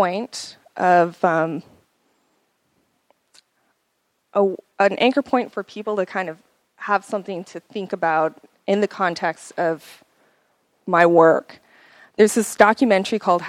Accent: Crow Indian Reservation, Montana, United States; also born or lived in Bozeman, Montana; I grew up on the Crow Indian Reservation, which is located in Montana

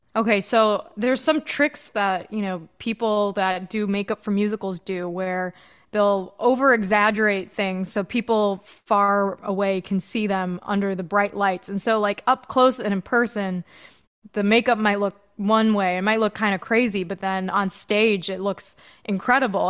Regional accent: outside of Chicago, Illinois, United States; my sister and I grew up outside of Chicago

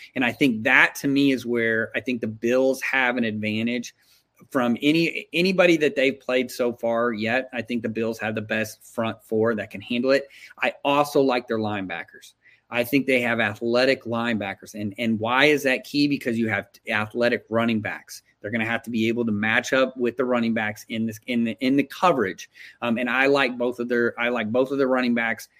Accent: Texas, United States; I'm from Texas

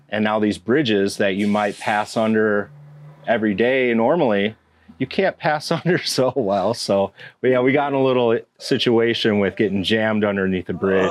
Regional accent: Round Lake, Illinois, United States; also born or lived in Chicago; I grew up right down the road in Round Lake.

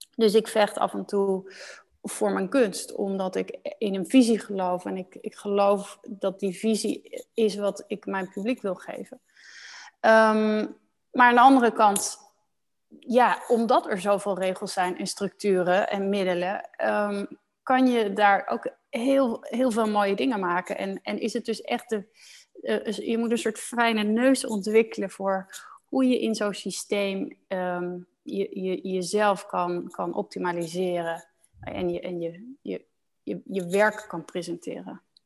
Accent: Netherlands; moved away as an adult; also born or lived in Osnabrück, Germany / Heidelberg, Germany; now in Germany; Ik ben als Nederlander opgegroeid in dat Nederlandse reissysteem

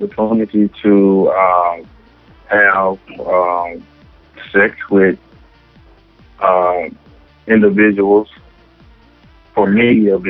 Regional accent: Dallas, Texas, United States; also born or lived in Jonesboro, Arkansas; I was the average kid growing up in Oak Cliff.

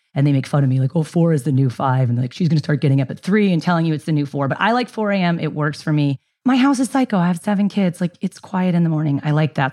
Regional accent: San Diego, California, United States; also born or lived in Ilam, Nepal / Bay Area, California; moved home fr-, to San Diego from the Bay Area

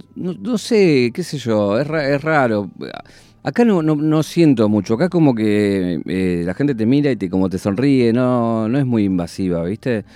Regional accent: Isidro Casanova, Buenos Aires Province, Argentina; estaba en mi casa de donde nací, en Isidro Casanova

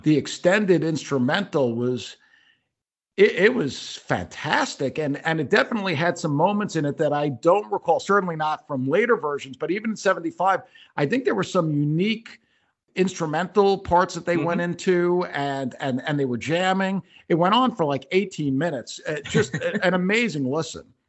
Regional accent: Long Island, New York, United States; I grew up on Long Island. I went to Herrick's High School.

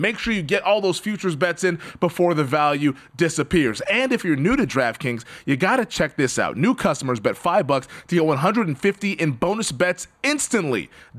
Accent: Seattle, Washington, United States; I'm from Seattle

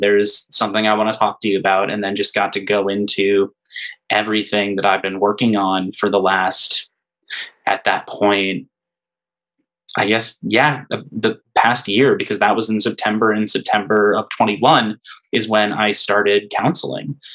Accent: Hanover, United States; growing up in Hanover, it was a town with I always joke that there were three churches, four bars, and not much else

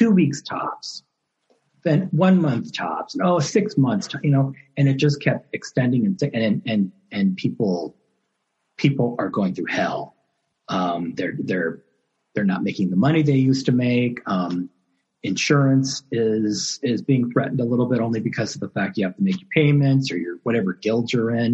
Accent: Southern California, United States; I'm from California, Southern California

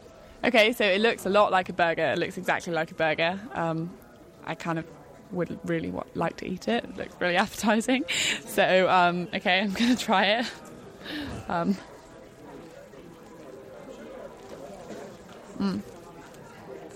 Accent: London, United Kingdom; I'm from London

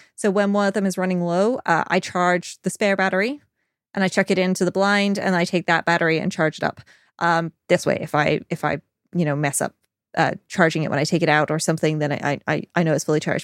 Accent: United Kingdom; I'm British. We complain about the weather

